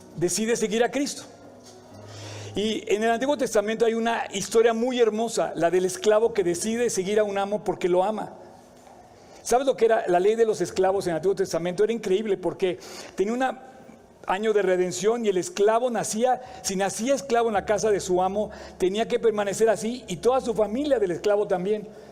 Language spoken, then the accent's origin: Spanish; Mexico; me siento muy orgulloso de ser mexicano